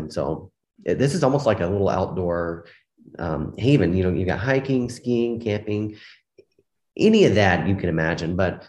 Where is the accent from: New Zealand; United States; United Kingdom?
United States; Mississippi; now in Utah, United States; And so I grew up in Mississippi. And so very hot, humid, and rainy a whole lot.